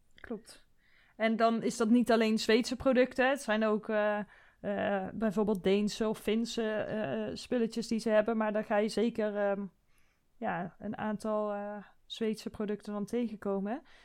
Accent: Netherlands; also born or lived in Sweden

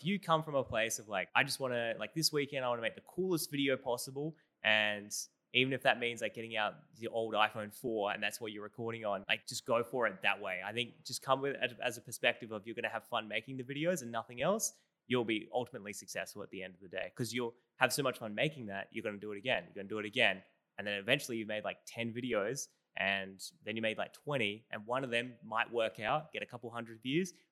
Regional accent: Australia; accent: Australian; my Australian accent

